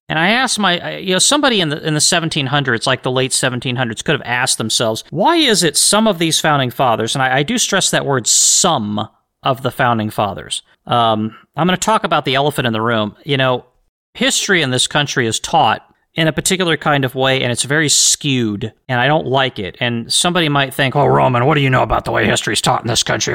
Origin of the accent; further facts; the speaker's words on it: United States; I'm an American